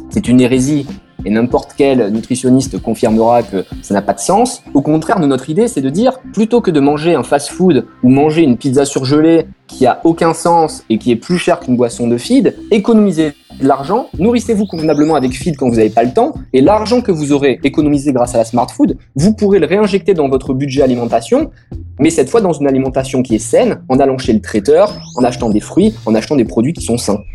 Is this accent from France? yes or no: yes; France; en tant que Français